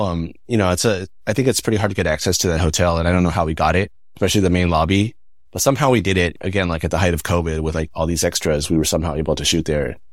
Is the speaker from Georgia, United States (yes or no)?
no; Northern California, United States; moved away as an adult; also born or lived in Taiwan; I grew up Northern California, pretty white suburb